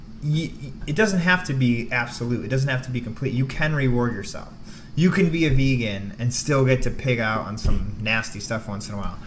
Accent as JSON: {"language": "English", "town": "Binghamton", "region": "New York", "country": "United States", "tie": "born or raised there", "moved": "yes", "said": "my hometown of Binghamton"}